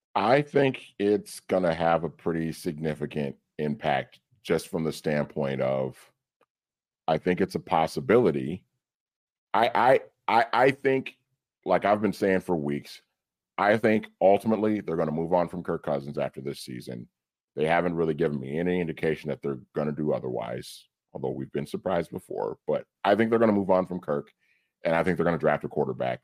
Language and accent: English; Minnesota, United States; growing up in Minnesota as a Vikings fan, as a kid